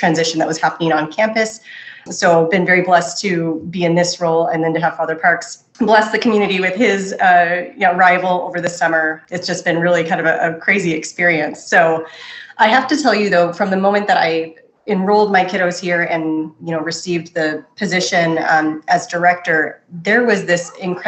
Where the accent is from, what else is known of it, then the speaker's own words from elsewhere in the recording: Pacific Northwest, United States; moved away as an adult; now in Arizona, United States; We're actually not from Arizona. We are from Pacific Northwest.